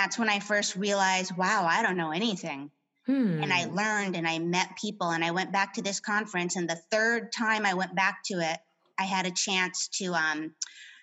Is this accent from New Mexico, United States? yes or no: yes; New Mexico, United States; moved away as an adult; also born or lived in Boston, Massachusetts; now in San Diego, United States; I grew up in New Mexico